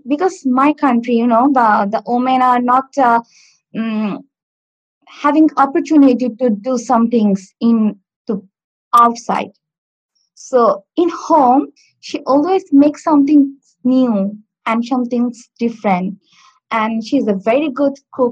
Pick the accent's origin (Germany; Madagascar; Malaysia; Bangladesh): Bangladesh; first language Bengali; English is a second language; moved away as an adult; now in Stockport, United Kingdom; My mother tongue is Bangladesh